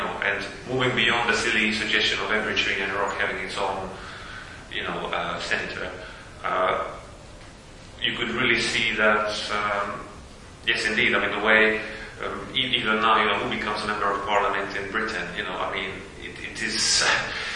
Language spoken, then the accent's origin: English; Slovakia; I'm from Slovakia